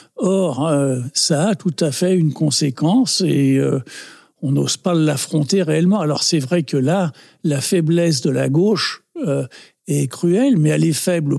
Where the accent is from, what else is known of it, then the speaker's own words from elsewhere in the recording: Paris, Île-de-France, France; si on me demande euh, d'où je suis, euh, ça ne me vient jamais à l'idée de dire je suis français. Je dis toujours je suis du 20e.